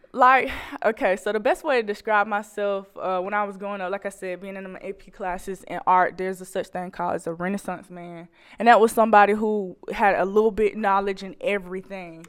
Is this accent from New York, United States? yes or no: no; Macon, Georgia, United States; moved away as an adult; now in Fayetteville, United States; I'm coming from Macon, Georgia.